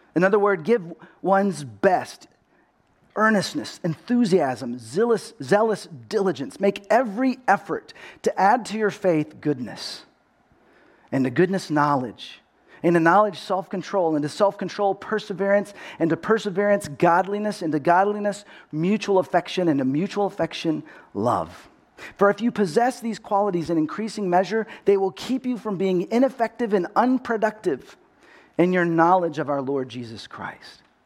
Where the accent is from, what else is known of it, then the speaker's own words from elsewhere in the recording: Texas, United States; accent: Texas; now in California, United States; I grew up in Texas.